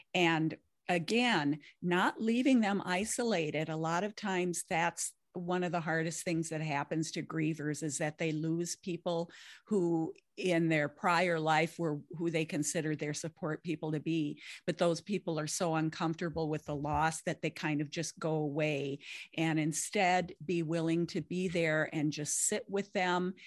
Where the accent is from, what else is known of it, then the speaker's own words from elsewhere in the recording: Lake of the Woods, northern Minnesota, United States; I grew up on Lake of the Woods up in northern Minnesota.